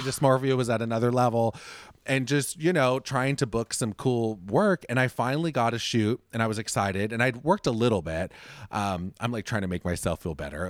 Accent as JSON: {"language": "English", "area": "Orange County", "region": "California", "country": "United States", "tie": "born or raised there", "said": "I grew up in Orange County, which just direction-wise, for anyone listening, Orange County is outside of Los Angeles"}